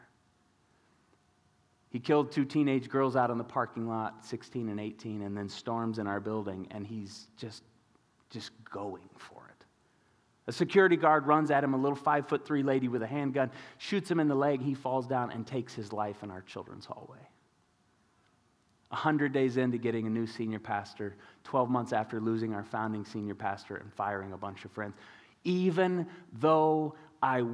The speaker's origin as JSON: {"language": "English", "town": "Tulsa", "region": "Oklahoma", "country": "United States", "tie": "born or raised there", "said": "I grew up in Tulsa, Oklahoma, kind of word of faith, charismatic hub of the universe."}